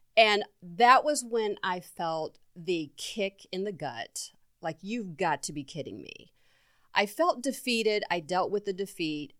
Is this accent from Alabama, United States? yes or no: no; Mansfield, Ohio, United States; growing up in Mansfield, Ohio, in this small town raised by three women